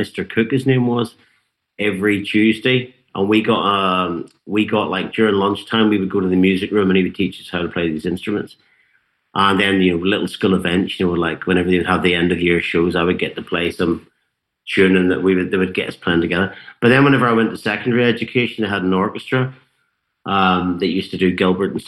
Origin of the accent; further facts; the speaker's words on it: Ballyclare, Northern Ireland, United Kingdom; also born or lived in Antrim; they moved down the road to a farming town called Ballyclare, which is about 16 miles outside Belfast city centre, but the north of Ireland's not very big. So, you know, that was quite a big difference culturally. And that's where I grew up.